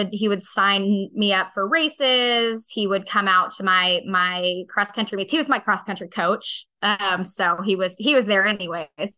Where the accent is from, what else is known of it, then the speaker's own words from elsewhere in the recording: Arizona, United States; I grew up in Arizona, so this was literally the desert.